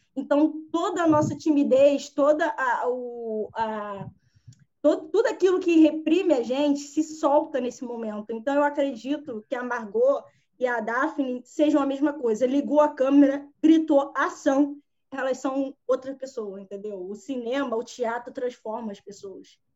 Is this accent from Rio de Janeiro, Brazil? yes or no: yes; Rio de Janeiro, Brazil; eu sou do Rio